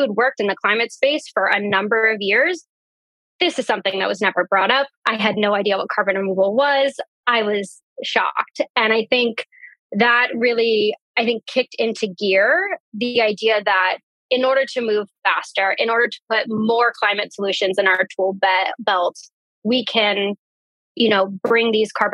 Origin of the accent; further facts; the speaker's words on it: Central Valley of California, United States; the community where I grew up in the Central Valley of California